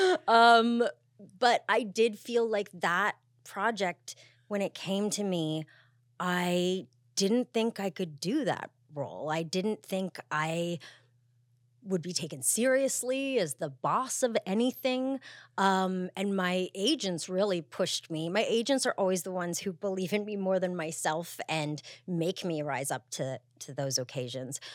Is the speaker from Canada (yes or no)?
yes; Montreal, Quebec, Canada; I grew up in Canada, um, from Montreal